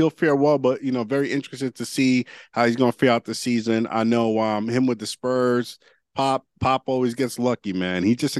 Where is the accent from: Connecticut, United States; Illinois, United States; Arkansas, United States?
Connecticut, United States; Hartford; So I come from Hartford with a lot of ladies.